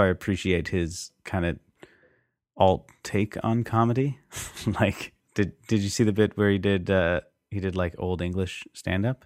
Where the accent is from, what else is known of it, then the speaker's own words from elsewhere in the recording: Canada; we didn't talk too much about that in social studies in high school, you know, especially being Canadian